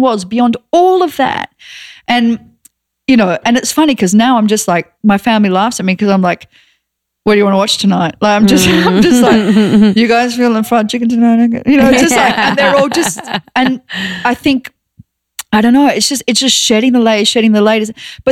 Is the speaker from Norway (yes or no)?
no; Australia; moved away; I'm Australian